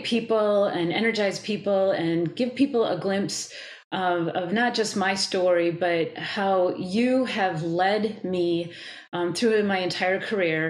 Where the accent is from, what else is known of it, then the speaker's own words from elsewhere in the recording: Wisconsin, United States; I'm from Wisconsin. I live in Wisconsin